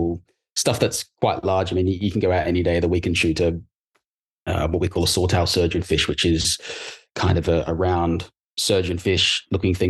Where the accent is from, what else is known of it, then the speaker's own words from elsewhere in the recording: Australia; moved away; Born in Australia.